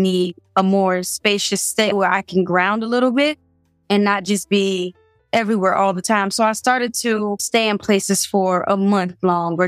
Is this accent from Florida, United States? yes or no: yes; Miami, Florida, United States; moved away as an adult; I'm from Miami